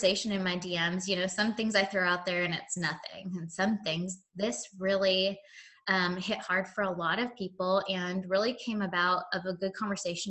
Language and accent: English; Oregon, United States; moved away as an adult; also born or lived in Seattle, Washington; now in Nashville, United States; I am originally from Oregon, but I live in Tennessee. I've lived in Nashville for about, close to 17 years